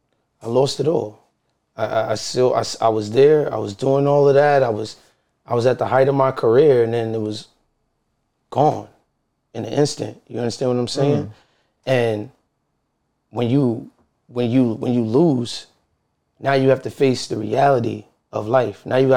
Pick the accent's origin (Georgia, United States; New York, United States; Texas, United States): New York, United States; Brooklyn; I'm from Brooklyn, New York, bro.